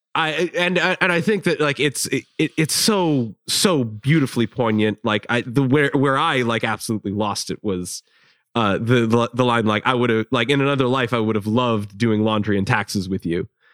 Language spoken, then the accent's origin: English; Chicago, Illinois, United States; I'm from Chicago.